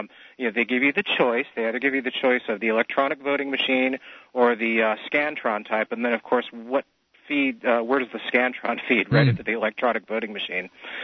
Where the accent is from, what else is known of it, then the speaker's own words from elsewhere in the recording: California, United States; Well, I'm from here.